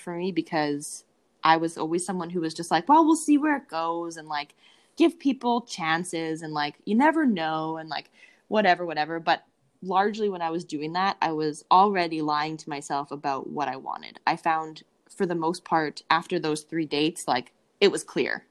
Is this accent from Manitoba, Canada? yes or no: yes; Winnipeg, Manitoba, Canada; I am from Winnipeg, Manitoba, in Canada, right in the middle of Canada. It's quite cold here right now